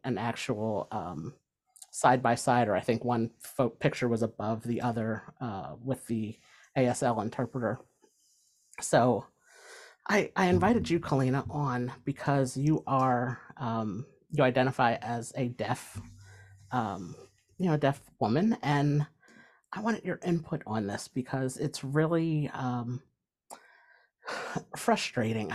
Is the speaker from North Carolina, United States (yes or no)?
no; New Jersey, United States; I'm from New Jersey